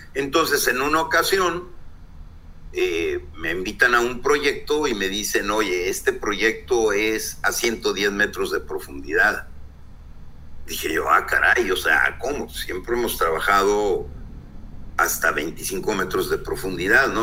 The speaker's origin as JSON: {"language": "Spanish", "town": "Torreón", "region": "Coahuila", "country": "Mexico", "moved": "as an adult", "lives_now": "Ensenada, Mexico", "said": "soy de Torreón, Coahuila, decidí venirme a Ensenada, Baja California."}